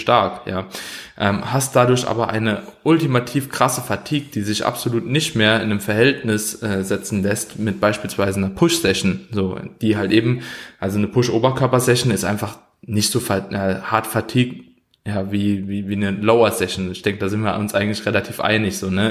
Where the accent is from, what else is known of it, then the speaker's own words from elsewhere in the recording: Germany; als Deutscher